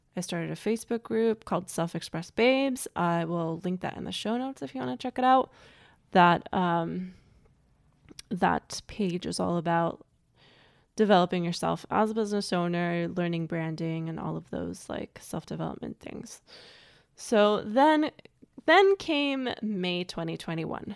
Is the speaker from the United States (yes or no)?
yes; United States; also born or lived in Germany; I grew up in America as an immigrant